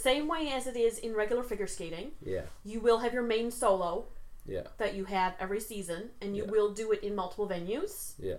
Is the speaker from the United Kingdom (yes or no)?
no; Canada; I'm Canadian, eh?